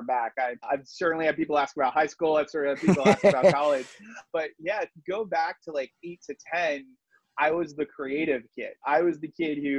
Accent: Providence, Rhode Island, United States; I'm originally from Rhode Island. I was living in Providence

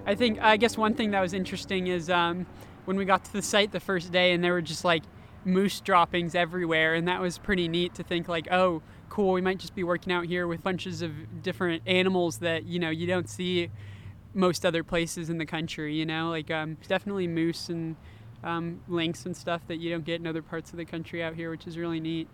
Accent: Austin, Texas, United States; moved away; I'm originally from Austin, Texas

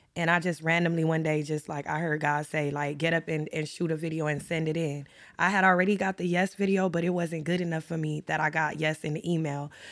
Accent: Los Angeles, California, United States; I grew up in South Central L A, so y'all know I'm a L A native

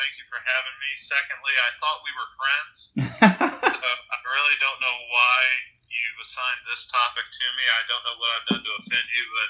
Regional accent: Illinois, United States; also born or lived in Nashville, Tennessee / Kentucky; now in South Carolina, United States; Well, I spent my teenage years in the St. Louis area. I was born in Nashville, and being a preacher's kid, I lived in Nashville and Kentucky, and then in Illinois, right next to St. Louis

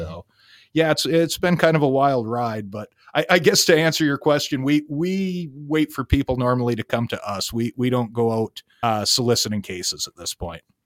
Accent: Sault Ste. Marie, Michigan, United States; I am also from Sault Ste. Marie, Michigan

